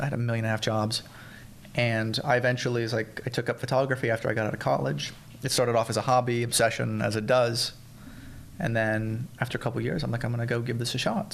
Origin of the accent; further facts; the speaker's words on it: Central Florida, United States; moved away; I grew up in Central Florida. Uh, um, I moved there when I was about five